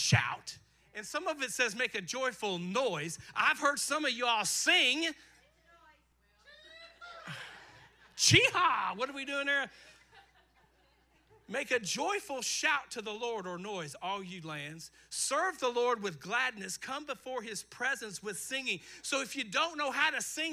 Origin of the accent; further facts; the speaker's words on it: Eastern Kentucky, United States; I grew up in Eastern Kentucky